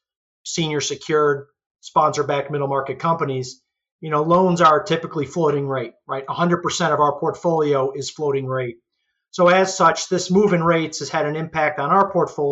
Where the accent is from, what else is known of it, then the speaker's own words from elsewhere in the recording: Syracuse, New York, United States; I grew up in upstate New York, true upstate New York, in the Syracuse, New York area.